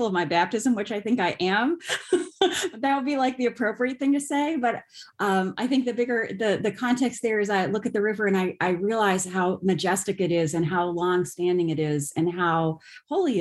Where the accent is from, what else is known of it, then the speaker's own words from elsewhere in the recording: Las Vegas, Nevada, United States; moved away as an adult; now in Grand Rapids, United States; am originally from Las Vegas, Nevada